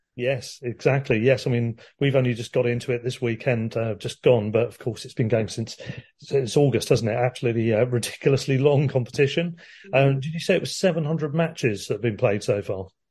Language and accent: English; Worthing, South East England, United Kingdom; my hometown team Worthing got into the first round